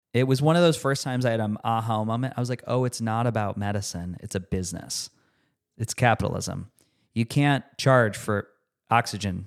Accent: Rochester, New York, United States; moved away; a new hospital in my hometown, University of Rochester, Strong Memorial Hospital.

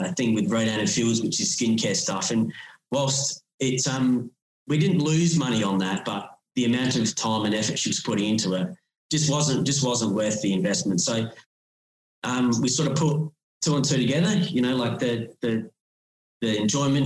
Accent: Australia; I grew up in Waiponga, and it gets cold down here.

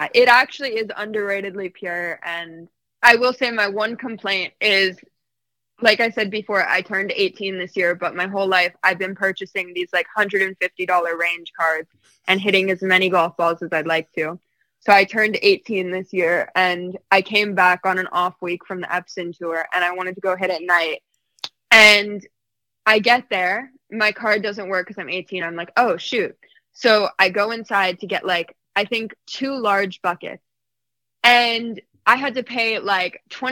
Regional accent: Massachusetts, United States; I'm from Massachusetts

